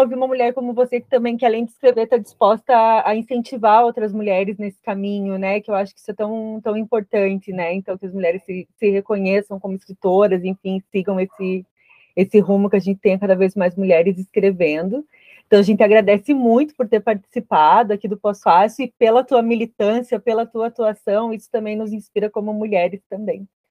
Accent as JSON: {"language": "Portuguese", "region": "interior of Santa Catarina", "country": "Brazil", "accent": "colono", "lives_now": "Florianópolis, Brazil", "said": "A gente é catarinense do interior de Santa Catarina, né? Então, é esse sotaque bem. O meu é mais colono"}